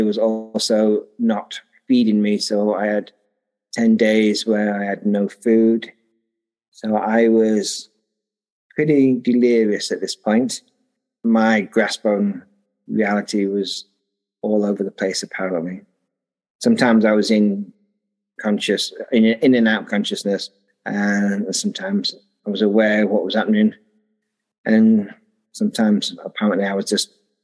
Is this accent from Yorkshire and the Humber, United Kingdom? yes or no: yes; Sheffield, Yorkshire and the Humber, United Kingdom; moved away as an adult; also born or lived in Taiwan; now in Derby, United Kingdom; I grew up in Sheffield, which is a bit more north from where I am now.